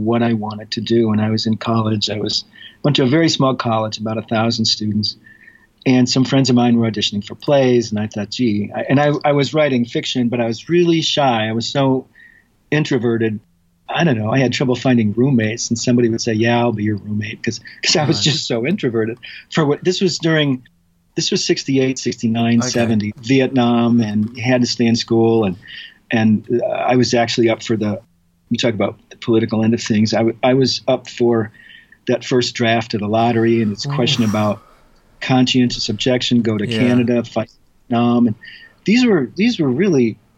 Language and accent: English; Chicago, Illinois, United States; moved away; I'm from Chicago originally.